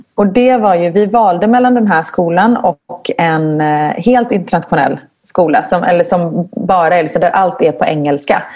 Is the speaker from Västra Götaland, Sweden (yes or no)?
yes; Gothenburg, Västra Götaland, Sweden; moved away as an adult; now in Belgium; jag kommer från Göteborg